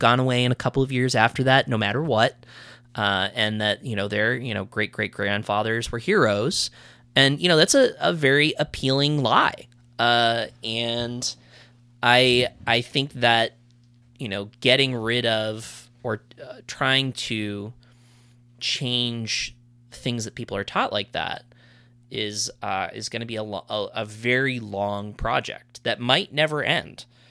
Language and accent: English; New England, United States; I grew up in New England